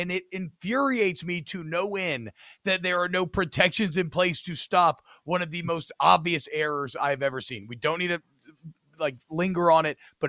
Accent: Georgia, United States; I grew up in Georgia. I knew one Georgia Tech fan my entire life.

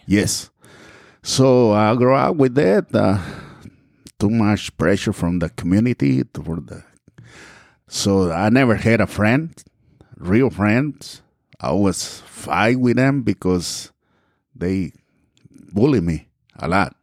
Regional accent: Mexico; English is a second language; moved away as an adult; also born or lived in Texas / Georgia; now in United States; I grew up and we left the, our town and, well, I came to United States and back in nineteen eighty-two.

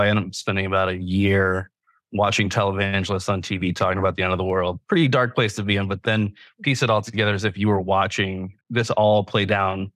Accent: United States; moved away as an adult; also born or lived in New York City; I'm originally from Virginia, North Carolina area

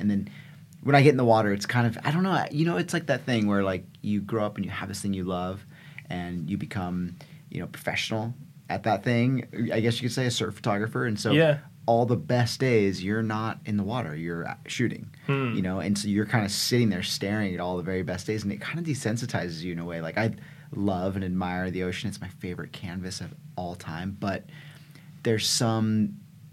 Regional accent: California, United States; I grew up in California

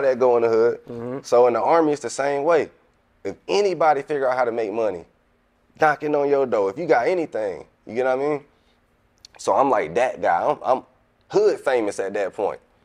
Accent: Atlanta, Georgia, United States; moved away; also born or lived in Kansas City / Savannah, Georgia; I'm from Atlanta, but I was uh in Kansas when I left

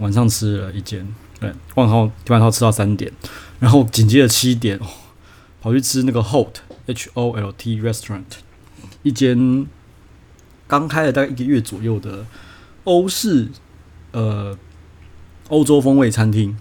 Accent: Taiwan; 我这个台湾人

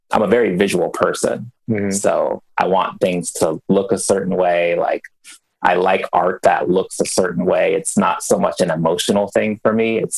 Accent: New Mexico, United States; born there; also born or lived in Germany / Bay Area; Born in New Mexico, uh, military parents. So from New Mexico, uh, jumped over to Germany for a couple of years, and then landed in the Bay Area after Germany.

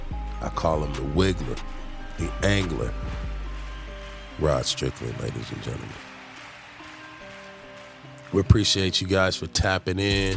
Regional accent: New York, United States; Street ball growing up in New York, of course

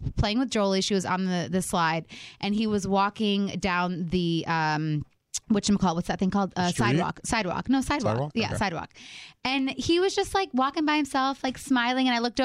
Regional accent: Michigan, United States; we're from Michigan

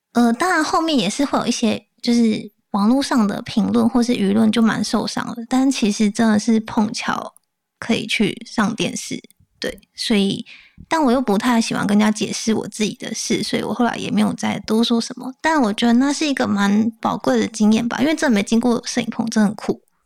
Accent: Taichung, Taiwan; 我是台中人

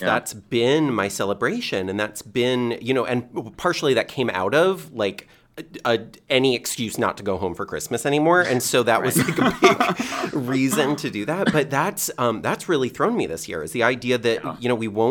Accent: Connecticut, United States; moved away; I grew up in Connecticut in a very like Hallmarky winter wonderland kind of setting

